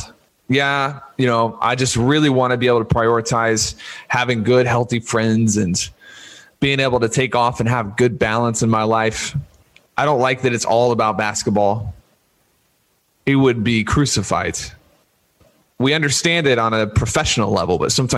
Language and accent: English; Louisiana, United States; I was born in Louisiana, and I was raised a Louisiana State University